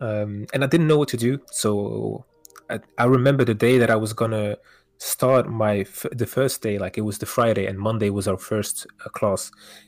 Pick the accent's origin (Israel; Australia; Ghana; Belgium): Belgium; Wevelgem, Flanders; also born or lived in Kortrijk, Belgium; Parents are originated from Morocco. They came here when they were pretty young, 6 or 7 years old. I was born in Kortrijk in Belgium. All right. And ever since then, I lived around the neighborhood. It was not Kortrijk, it was Wevelgem, which is pretty close.